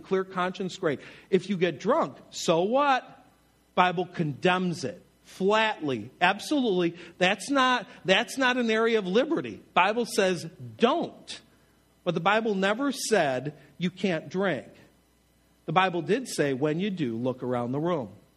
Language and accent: English; Buffalo, New York, United States; I'm from Buffalo